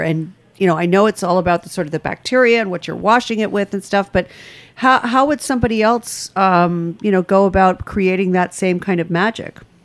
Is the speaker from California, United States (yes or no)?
no; rural Rhode Island, United States; I grew up in rural Rhode Island